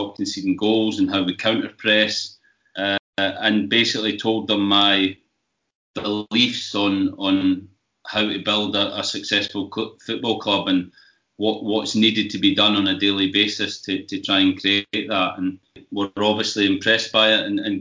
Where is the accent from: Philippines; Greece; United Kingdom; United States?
United Kingdom; Scotland; growing up in Scotland